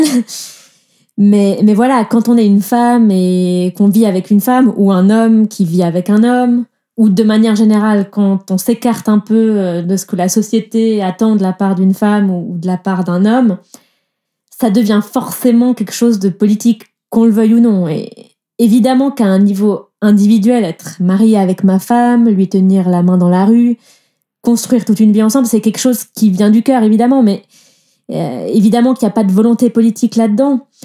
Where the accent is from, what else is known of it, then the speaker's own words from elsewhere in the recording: southern France, France; moved away as an adult; now in Switzerland; moi, je viens du sud de la France